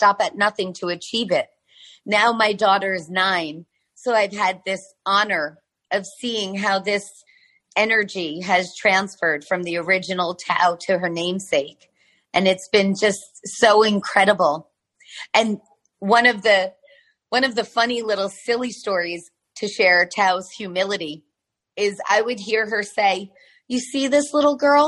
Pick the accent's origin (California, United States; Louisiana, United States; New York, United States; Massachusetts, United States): New York, United States; moved away as an adult; now in Florida, United States; I'm from New York. We're currently living in Florida on the beach